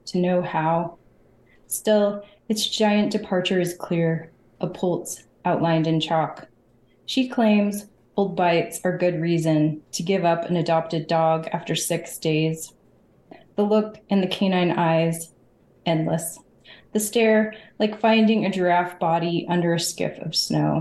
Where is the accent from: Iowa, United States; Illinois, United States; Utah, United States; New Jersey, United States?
Utah, United States; Bountiful; I grew up in Northern Utah. So I grew up in Bountiful, which is a suburb of Salt Lake City.